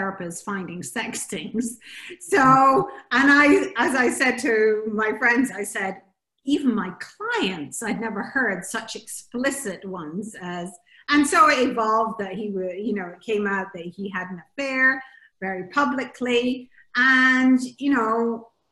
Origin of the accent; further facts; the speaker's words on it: Scotland, United Kingdom; also born or lived in Bahamas; now in Jersey; I'm originally Scottish, went to the Bahamas, and I'm speaking to you now on a little tiny island called Jersey in the Channel Islands